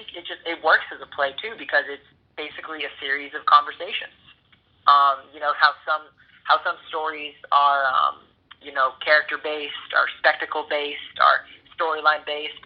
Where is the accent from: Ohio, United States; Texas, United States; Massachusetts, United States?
Massachusetts, United States; Boston; moved away as an adult; now in Los Angeles, United States; I'm from Boston originally.